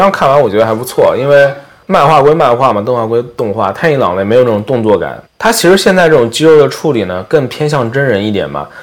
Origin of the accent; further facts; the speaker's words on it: China; now in United States; 然后他听说口音不像是美国人，他问我你哪儿人， 我说我中国来的